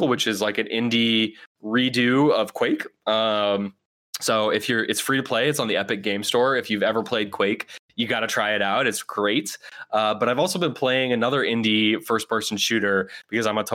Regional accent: Oakland, California, United States; my hometown of Oakland

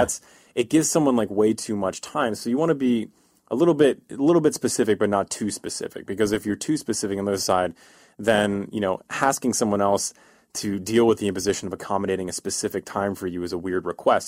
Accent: East Coast, United States; moved away as an adult; now in California, United States; I'm from the East Coast, uh, and in the East Coast, we're, we're a miserable people from the East Coast

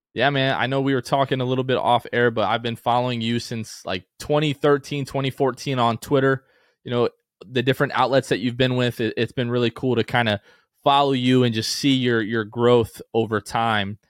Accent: New Port Richey, Florida, United States; growing up in Newport Richey, I know that hour and forty-five, two and a half hour sometime drive from Pasco County out to Orlando

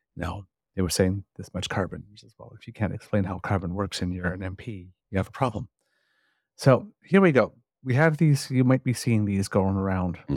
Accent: Ontario, Canada; I'm from Ontario

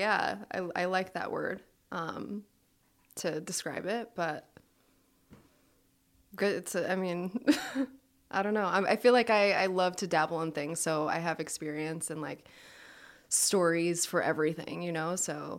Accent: Long Island, New York, United States; And it's shocking because I'm like from Long Island. I'm a New Yorker.

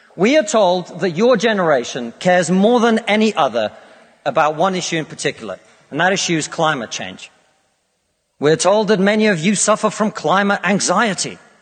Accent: Russia; now in United Kingdom

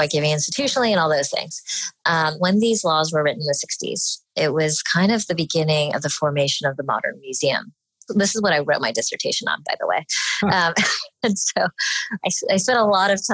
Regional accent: Dallas, Texas, United States; I was born and raised in Dallas, Texas

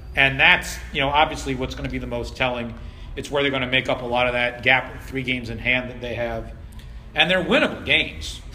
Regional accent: Washington, District of Columbia, United States; now in Philadelphia, United States; I, I, grew up in D.C., watching D.C. United, in fact, for a long time

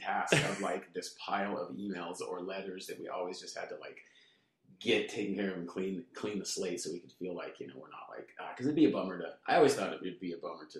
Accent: Placentia, California, United States; also born or lived in Fullerton, California / Anaheim, California; now in Huntington Beach, United States; I was born in Fullerton and then grew up in like the Placentia area

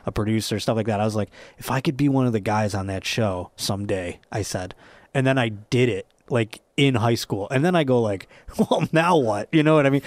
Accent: Buffalo, New York, United States; if I was not from Buffalo

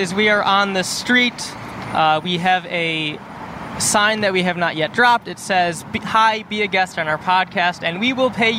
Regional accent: Cleveland, Ohio, United States; now in Los Angeles, United States; I'm from Cleveland, Ohio.

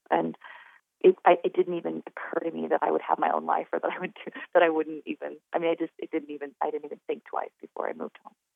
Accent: Wyoming, United States

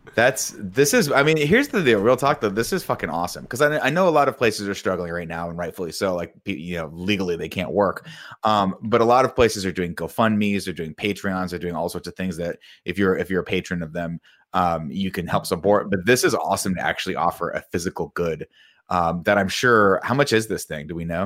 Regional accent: Riverside, California, United States; when I grew up in Riverside

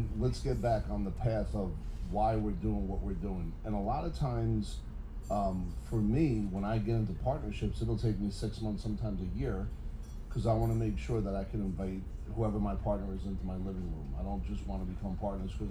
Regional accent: Bayonne, New Jersey, United States; I'm from Bayonne, New Jersey

